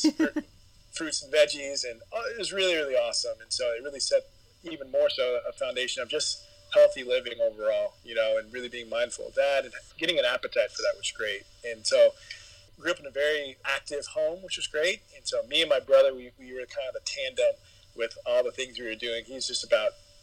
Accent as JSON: {"language": "English", "town": "San Antonio", "region": "Texas", "country": "United States", "tie": "born or raised there", "also_born_or_lived": "Dallas", "said": "And so I spent my growing up years, adolescent years in San Antonio"}